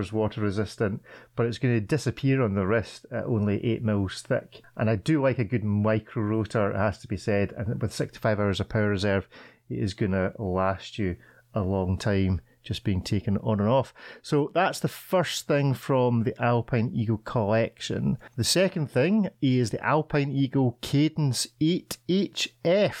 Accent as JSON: {"language": "English", "region": "Scotland", "country": "United Kingdom", "said": "As a Scotsman"}